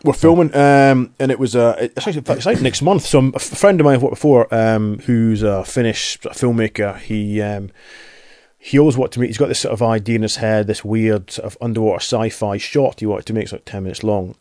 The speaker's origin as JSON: {"language": "English", "area": "Highlands, Aberdeen", "region": "Scotland", "country": "United Kingdom", "tie": "born or raised there", "said": "when I was twelve, we moved in from the Highlands, moved into Aberdeen"}